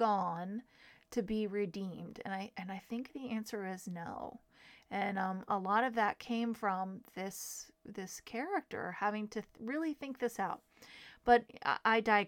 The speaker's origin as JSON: {"language": "English", "town": "Manassas", "region": "Virginia", "country": "United States", "tie": "born or raised there", "said": "I was raised in Manassas, Virginia, where the Civil War is sort of shoved down your throat"}